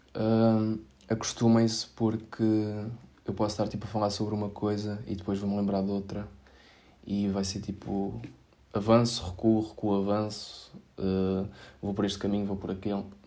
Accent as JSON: {"language": "Portuguese", "region": "Setúbal", "country": "Portugal", "said": "eu sou de Setúbal"}